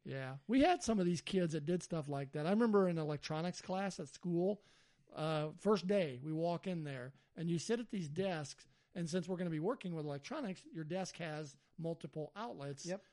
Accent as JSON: {"language": "English", "region": "Alabama", "country": "United States", "said": "I'm from Alabama"}